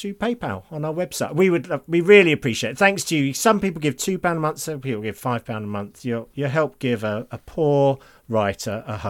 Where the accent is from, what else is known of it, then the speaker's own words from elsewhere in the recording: United Kingdom; We feel bad about it because we're British.